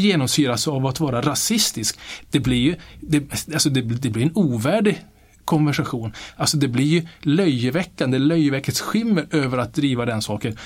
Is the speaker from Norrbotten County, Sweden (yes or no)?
yes; Kiruna, Norrbotten County, Sweden; accent: Norrland; moved away as an adult; now in Stockholm, Sweden; Nu har jag bott här rätt länge men jag är uppvuxen i Kiruna